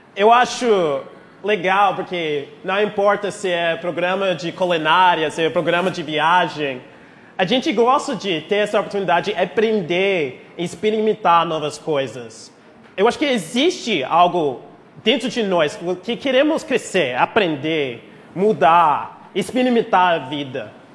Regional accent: United States; accent: gringo carioca; Portuguese is a second language; moved away as an adult; also born or lived in Rio de Janeiro, Brazil; now in Brazil; Nós americanos

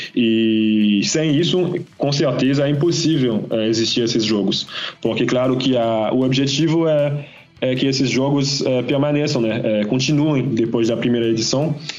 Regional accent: Guadeloupe; eu sou de Guadalupe

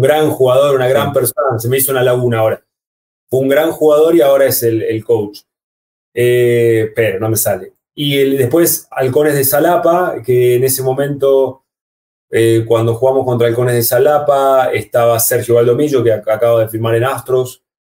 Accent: Comodoro Rivadavia, Chubut, Argentina; also born or lived in Córdoba, Argentina; en la ciudad donde yo nací, en Comodoro Rivadavia

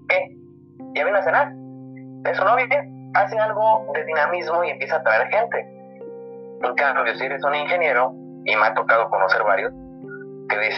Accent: Guanajuato, Mexico; Orgullo Guanajuatense, donde soy yo

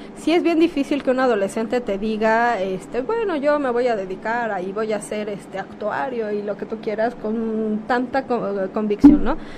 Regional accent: Guerrero, Mexico; moved away as an adult; also born or lived in Mexico City; nacida en Guerrero

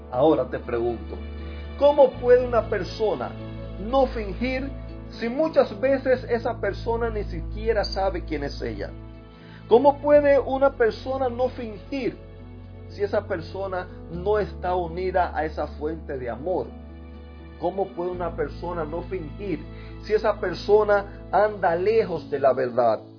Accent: Cuba; now in Jacksonville, United States; vivo en el 5355 Keystone Drive North, en Jacksonville, Florida. Eh, soy cubano, vengo de una familia eh, donde me, desde pequeño me criaron en un hogar donde iban a la iglesia.

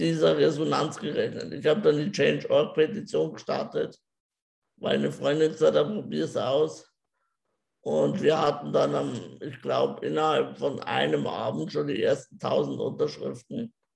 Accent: Germany; also born or lived in Regensburg; ich bin glücklich in Deutschland geboren zu sein

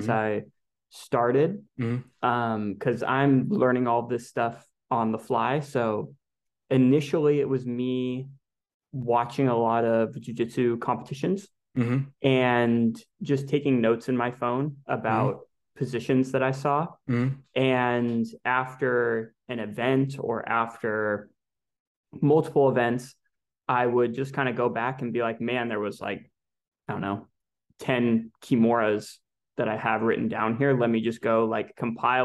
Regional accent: California, United States; I'm from California originally

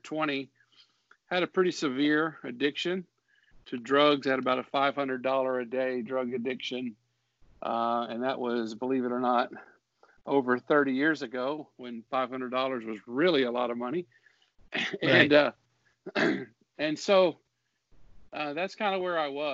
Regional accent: Mississippi, United States; the United Pentecostal Church there where I grew up in Mississippi.

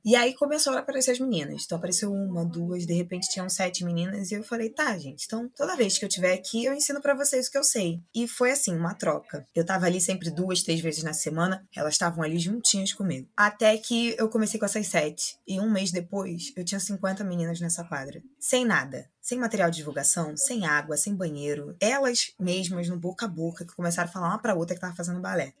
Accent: Rio de Janeiro, Brazil; also born or lived in Salvador, Bahia; Eu nasci em Salvador, mas minha mãe é carioca e é cria aqui do Morro do Adeus. E aí, dois anos depois, eu retorno para o Rio junto com a minha mãe, aqui mesmo para o Morro do Adeus, e desde então cresci nesse lugar

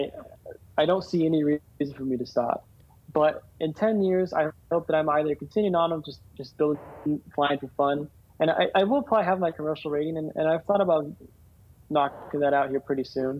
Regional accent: Yuma, Arizona, United States; moved away as an adult; now in Phoenix, United States; my hometown, Yuma

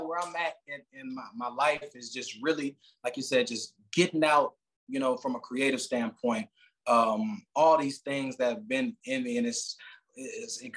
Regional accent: Chicago, Illinois, United States; now in Phoenix, United States; I'm from Chicago, but I'm living currently in Phoenix.

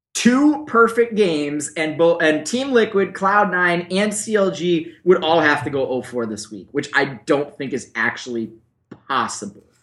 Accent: Buffalo, New York, United States; I'm from Buffalo, and that's what we do in Buffalo

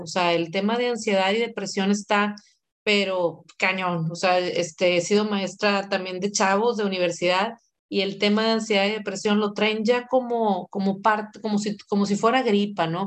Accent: Monterrey, Nuevo León, Mexico; soy de aquí de Monterrey

